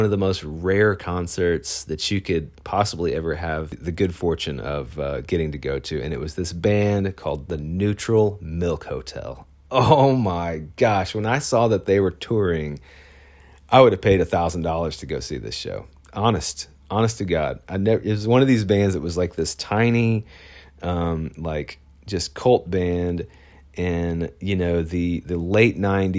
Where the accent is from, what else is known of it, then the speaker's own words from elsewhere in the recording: Phoenix, Arizona, United States; my favorite kind of local bar here in my hometown out there in Phoenix.